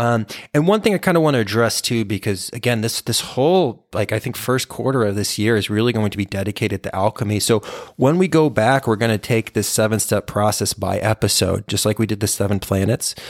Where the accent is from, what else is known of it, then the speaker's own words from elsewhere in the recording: Texas, United States; I grew up in Texas